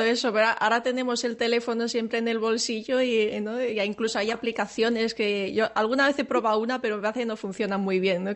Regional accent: Seville, Andalusia, Spain; yo soy, soy, sevillana, aunque no se me nota, pero para mí el, naranjo y el olor de la flor del naranjo es, es, eh, mi infancia.

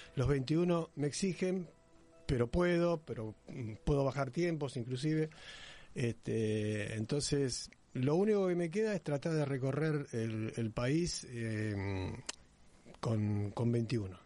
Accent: Buenos Aires, Argentina; de Belgrano

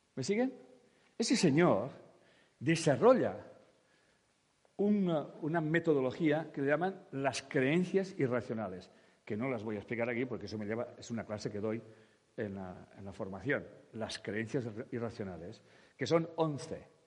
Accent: Catalonia, Spain; yo como catalán vivo en una parte de España

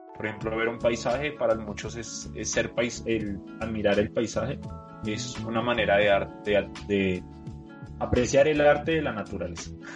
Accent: Colombia; mi país

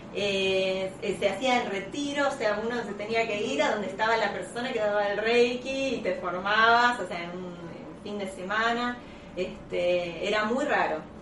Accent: La Plata, Buenos Aires Province, Argentina; yo soy de La Plata

